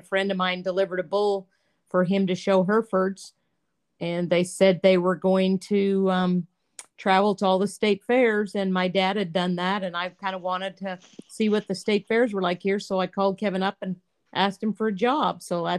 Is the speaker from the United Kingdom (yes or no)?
no; Souris, Manitoba, Canada; now in Courtland, United States; I was born in Souris, Manitoba.